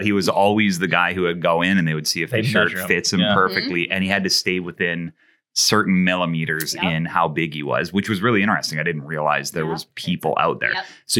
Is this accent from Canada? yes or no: yes; Canada; accent: Canadian; My Canadian accent